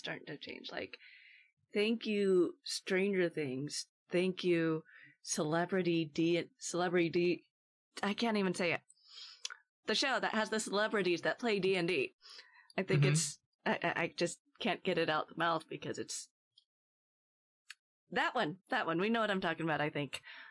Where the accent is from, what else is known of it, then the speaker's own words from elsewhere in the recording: Portland, Oregon, United States; I grew up in Portland and lived in Portland for years